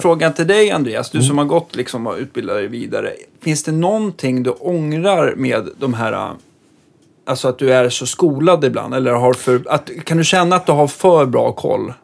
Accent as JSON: {"language": "Swedish", "town": "Stockholm", "region": "Stockholm County", "country": "Sweden", "said": "som stockholmare"}